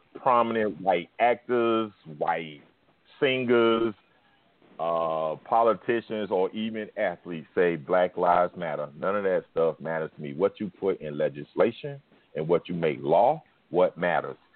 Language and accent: English; the South, United States; I'm in the South. I'm from the South.